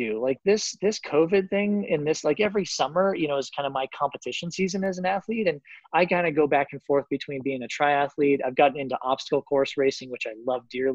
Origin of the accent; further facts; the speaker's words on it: Colorado, United States; also born or lived in Florida; I grew up in Colorado